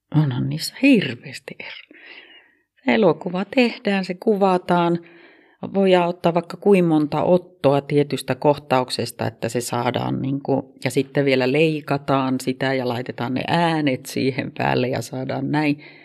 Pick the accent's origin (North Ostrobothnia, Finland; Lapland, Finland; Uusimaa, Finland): North Ostrobothnia, Finland; Kempele; accent: Oulu dialect; moved away as an adult; also born or lived in Kemi / Vaasa / Helsinki / Kotka; now in Oulu, Finland; Mä oon Kemissä syntynyt ja- Mutta neljävuotiaana jo on muutettu sieltä pois ja sitten käytiin Vaasassa ja sieltä muutettiin Kempeleeseen ja siellä mä aloitin sitten koulun. Ja Kempeleestä muutin kaksikymmentävuotiaana Helsinkiin